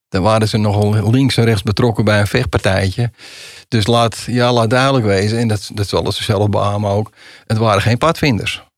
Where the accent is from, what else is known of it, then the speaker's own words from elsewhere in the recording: Amsterdam, North Holland, Netherlands; ik kom uit Amsterdam